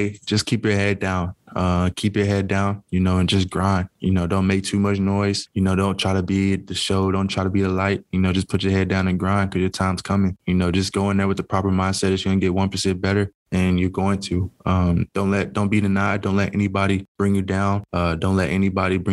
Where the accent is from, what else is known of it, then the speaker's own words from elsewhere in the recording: Tennessee, United States; moved away as an adult; now in Green Bay, United States; I had the opportunity to play for my hometown team